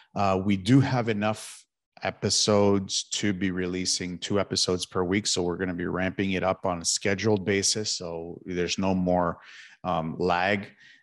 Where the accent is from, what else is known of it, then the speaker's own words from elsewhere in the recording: Toronto, Ontario, Canada; moved away as an adult; I've lived in Toronto my entire life. I was born and raised in East York, Toronto, a district of East York in Toronto, Ontario.